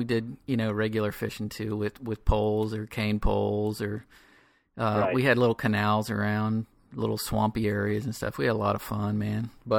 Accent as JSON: {"language": "English", "region": "Florida", "country": "United States", "tie": "born or raised there", "said": "I grew up in Florida"}